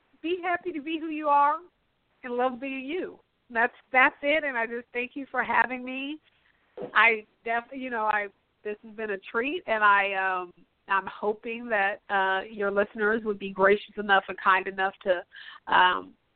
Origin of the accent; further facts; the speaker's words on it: Pacific Northwest, United States; I'm from the Pacific Northwest